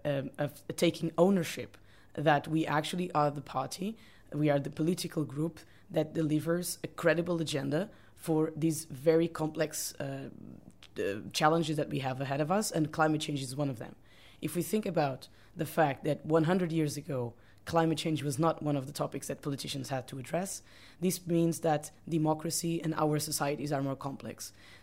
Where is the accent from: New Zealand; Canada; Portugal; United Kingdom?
Portugal; I'm from Portugal.